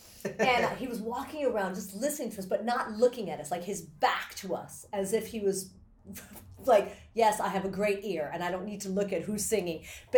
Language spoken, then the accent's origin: English; Japan; born there; she's half Japanese. I'm first generation. I was born in Japan.